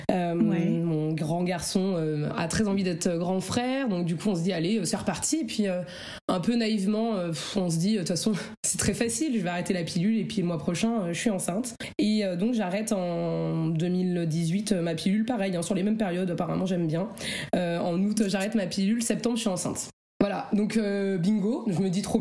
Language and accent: French; Oise, Picardy, Hauts-de-France, France; Je suis dans l'Oise, euh, dans le Nord, en Picardie.